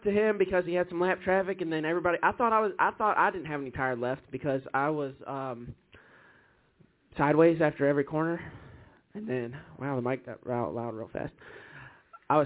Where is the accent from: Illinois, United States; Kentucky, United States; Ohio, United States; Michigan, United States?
Kentucky, United States; I'm from Kentucky